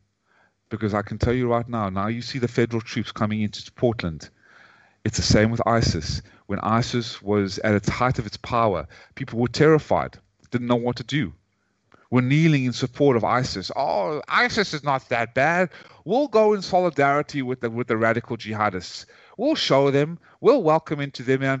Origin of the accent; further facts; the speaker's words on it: South Africa; accent: British accent or a South African one; also born or lived in Ukraine; now in United States; as a South African, raised in South Africa, born in South Africa and raised in America